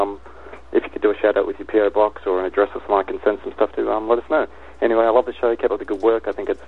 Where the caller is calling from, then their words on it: Sydney, New South Wales, Australia; I'm calling from Sydney, Australia.